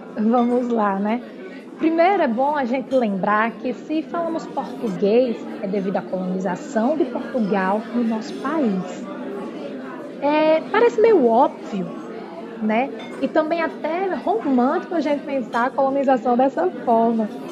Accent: Brazil; nós brasileiros falamos o português

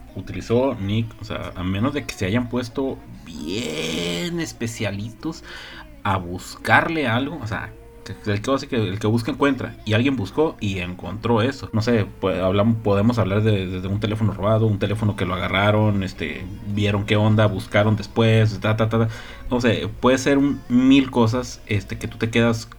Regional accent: Mexico; Somos mexicanos

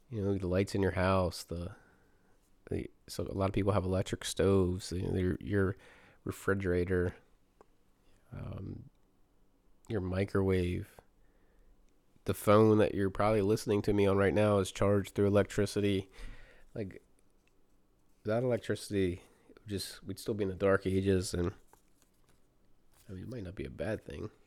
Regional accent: North Carolina, United States; born there; also born or lived in Virginia; now in Maryland, United States; I live in Maryland. I was born in North Carolina. I've lived in Virginia and then Maryland

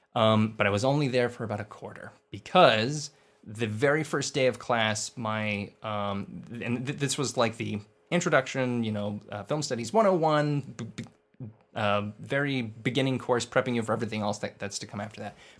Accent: Inland Empire, California, United States; I was born in Lee, in the, uh, Inland Empire

